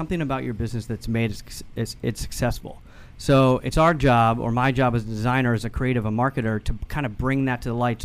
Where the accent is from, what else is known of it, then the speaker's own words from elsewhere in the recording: Northern Virginia, United States; also born or lived in Boston; Boston originally, but grew up in Northern Virginia